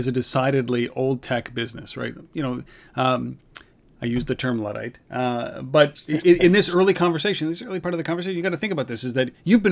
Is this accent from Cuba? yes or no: no; Canada; I know we're Canadian